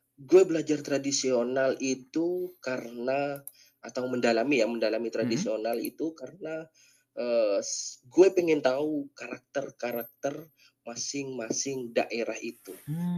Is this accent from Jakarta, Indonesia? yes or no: no; Madura, East Java, Indonesia; di angkatannya gue itu 2018 hanya gue yang berasal dari Madura